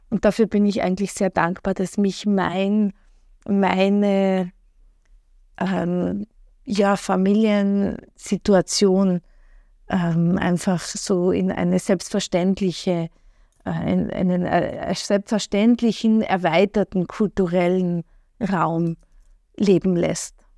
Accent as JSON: {"language": "German", "town": "Klagenfurt", "region": "Carinthia", "country": "Austria", "tie": "born or raised there", "also_born_or_lived": "Wolfsberg", "moved": "yes", "lives_now": "Vienna, Austria", "said": "ich bin in Klagenfurt aufgewachsen, äh, in Wolfsberg geboren, bin ans slowenische Gymnasium gegangen"}